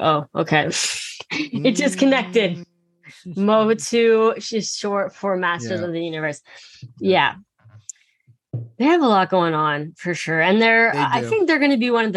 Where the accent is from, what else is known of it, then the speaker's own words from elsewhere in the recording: Phoenix, Arizona, United States; That's my hometown.